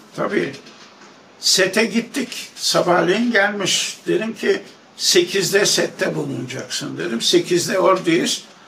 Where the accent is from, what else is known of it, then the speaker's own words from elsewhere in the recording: Istanbul, Turkey; 1 Şubat 1932'de Arnavutköy'de doğmuşum.